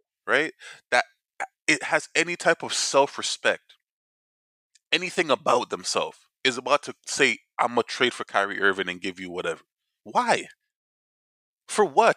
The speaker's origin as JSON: {"language": "English", "country": "Jamaica", "said": "we're Jamaican"}